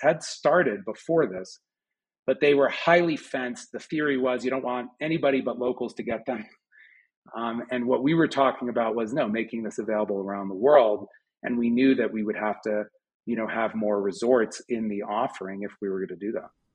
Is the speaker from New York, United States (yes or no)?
yes; Westchester, just outside New York City, United States; moved away as an adult; now in Boulder, United States; I grew up just outside of New York City in Westchester